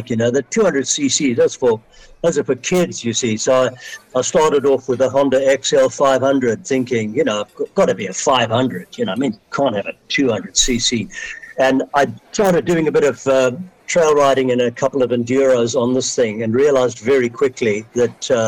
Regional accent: South Africa; moved away as an adult; now in Manchester, United Kingdom; you probably hear from my accent that it's not a normal British accent. Um, so I was born in South Africa and uh, spent uh, the first 46 years of my life in South Africa.

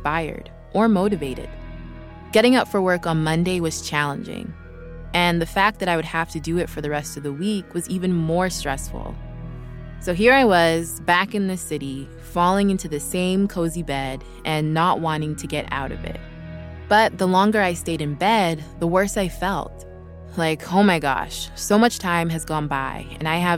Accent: Vancouver, British Columbia, Canada; now in Los Angeles, United States; I live in LA now, but a few weeks ago, I was working remotely from Vancouver while visiting my family. It was so nice being back home

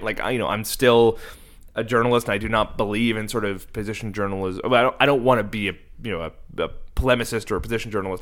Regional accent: Cape Breton, Nova Scotia, Canada; moved away; I grew up in Cape Breton on the East Coast, and there was no queer community there

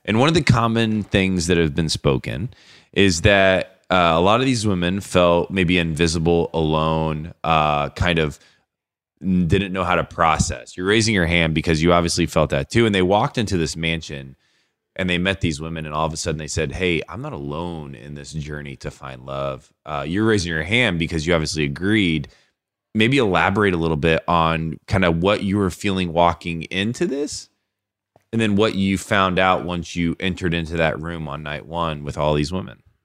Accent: Warsaw, Indiana, United States; We're from Warsaw, Indiana

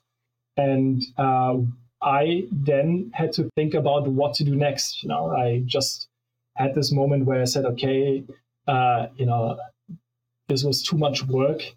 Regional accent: Munich, Bavaria, Germany; Munich where I grew up

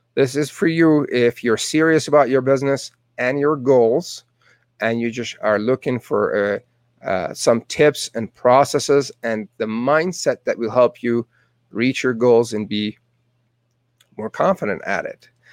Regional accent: Tehran, Tehran Province, Iran; English is a second language; moved away as an adult; now in Calgary, Canada; Born and raised in Tehran, Iran

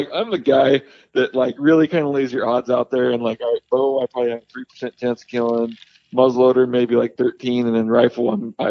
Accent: Washington, United States; moved away; my home state of Washington

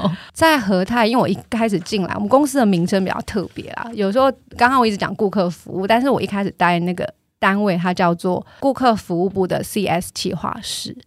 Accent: Tainan, Taiwan; 我的家乡是在台南，那爸妈希望我工作之后就回去，所以我回去之后就是在台南找工作

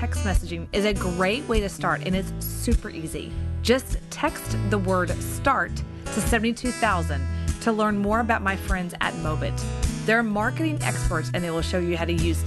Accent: Texas, United States; I'm a Texan

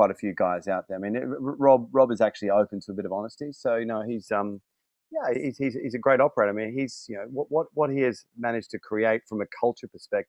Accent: London, United Kingdom; Yeah, I'm here from London.

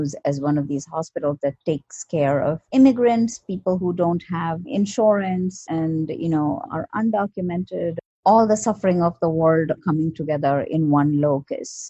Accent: India; moved away as an adult; now in New York, United States; I was born in India and I came to the US in 1997 for grad school

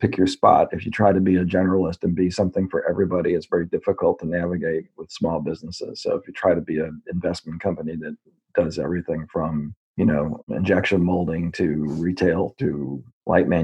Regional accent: Northbrook, Illinois, United States; Northbrook, Illinois, which was the town I grew up in. I spent almost all my years in Northbrook until college.

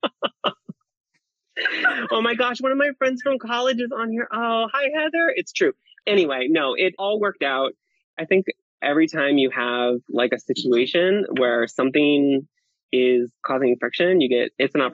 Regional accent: Iowa, United States; moved away as an adult; now in California, United States; I'm from Iowa originally, and I came out to California in 2009

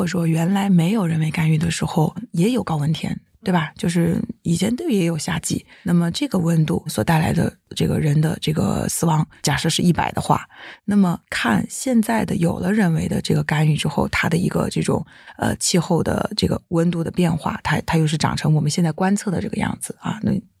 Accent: Jiangxi, China; 像我小时候呃出生在江西，以前就是每年冬天还是会下雪的

